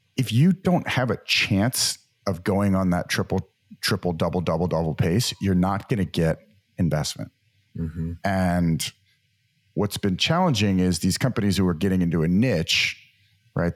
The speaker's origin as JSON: {"language": "English", "town": "New Orleans", "region": "Louisiana", "country": "United States", "tie": "born or raised there", "also_born_or_lived": "Massachusetts / San Francisco", "moved": "as an adult", "said": "Grew up in the great state of Louisiana and the wonderful city of New Orleans."}